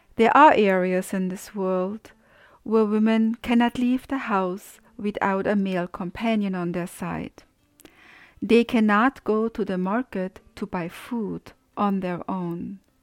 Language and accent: English; Austria; moved away; I grew up in Austria